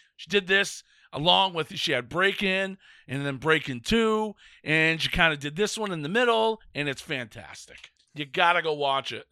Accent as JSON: {"language": "English", "region": "Northern Maine", "country": "United States", "tie": "born or raised there", "said": "a fat white kid growing up in Northern Maine"}